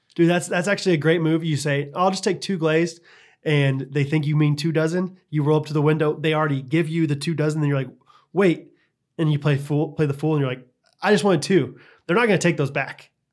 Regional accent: Midwest, United States; I'm from the Midwest, so I say eggs.

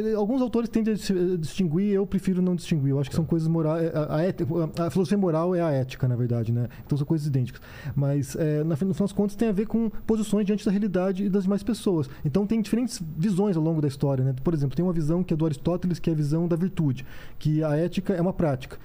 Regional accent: Curitiba, Paraná, Brazil; moved away as an adult; Eu sou curitibano, é, cresci até, fiquei até os 26 anos em Curitiba e depois fui embora

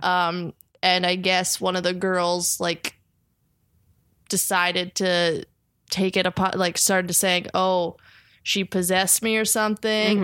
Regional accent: New Jersey, United States; I'm from New Jersey

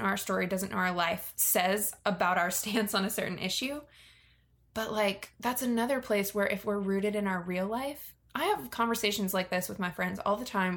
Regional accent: Virginia, United States; I grew up in Virginia, which is very near DC

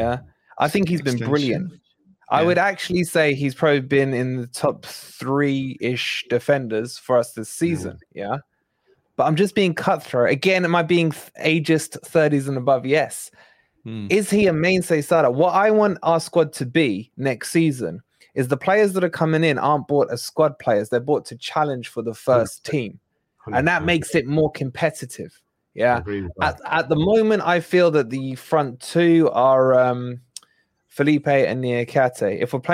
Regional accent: Scotland, United Kingdom; Look at the colour of my skin, mate. It's as Scottish as they come

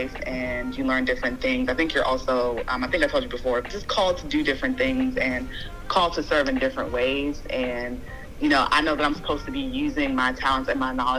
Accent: Maryland, United States; I'm from Maryland

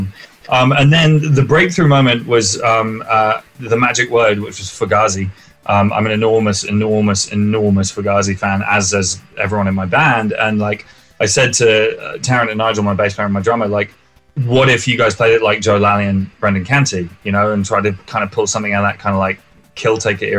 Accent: England, United Kingdom; my experience as an English person

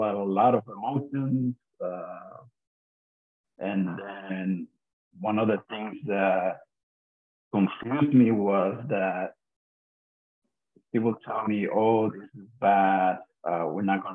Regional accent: Puerto Rico; the street that I grew up in Puerto Rico

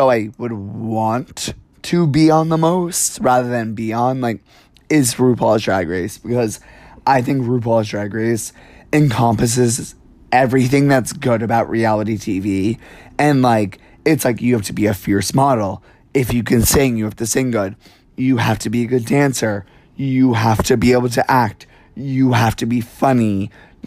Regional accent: New York City, New York, United States; I'm from New York, like, I would take the subway to high school and see drag queens

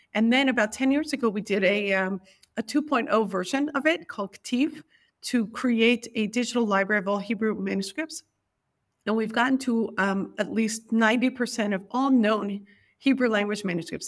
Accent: New York, United States; I was born in New York, and e, I was actually born in Greenwich Village in nineteen seventy

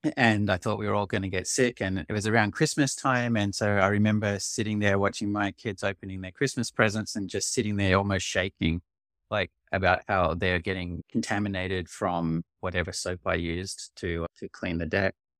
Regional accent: Australia; now in Canada; I'm originally Australian, and I'm actually moving back to Australia in a month

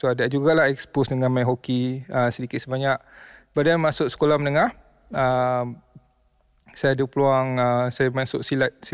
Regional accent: Malaysia; also born or lived in Chicago, United States; saya lahir kat US.

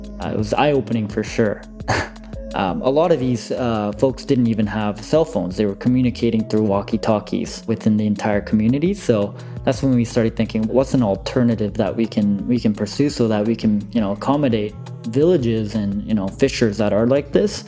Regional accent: Vancouver, British Columbia, Canada; also born or lived in Seoul, South Korea; I was originally born and raised in Seoul, South Korea. And at the age of 7, I immigrated to Vancouver.

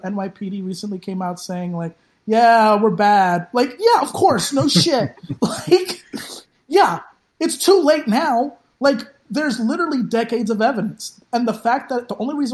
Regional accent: New York City, New York, United States; I grew up in the Bronx, which is a police state

